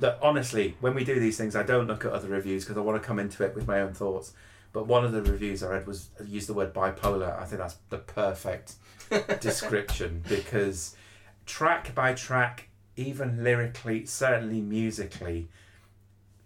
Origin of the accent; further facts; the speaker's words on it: United Kingdom; being British